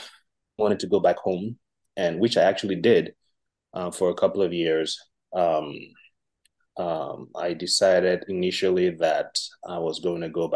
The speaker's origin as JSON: {"language": "English", "country": "Liberia", "lives_now": "United States", "said": "As Pastor Joe said, I currently live in the U.S., but I'm originally from Liberia."}